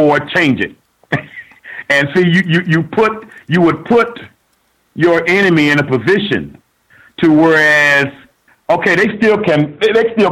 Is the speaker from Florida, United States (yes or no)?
yes; Miami, Florida, United States; I'm from Miami